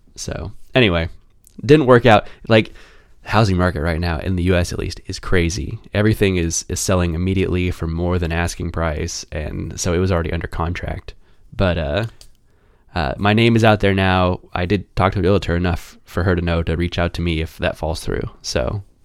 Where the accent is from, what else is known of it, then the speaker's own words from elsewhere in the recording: Kansas City, Kansas, United States; I'm from Kansas City, Kansas